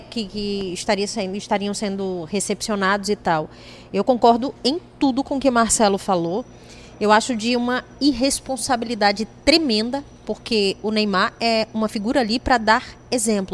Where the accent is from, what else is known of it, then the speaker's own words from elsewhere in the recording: Sergipe, Brazil; eu sou de lá, né? Eu sou de Sergipe